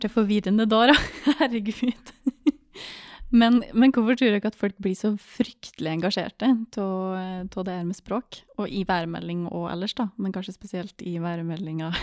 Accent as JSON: {"language": "Norwegian", "area": "Gudbrandsdalen", "region": "Innlandet", "country": "Norway", "said": "der jeg kommer fra"}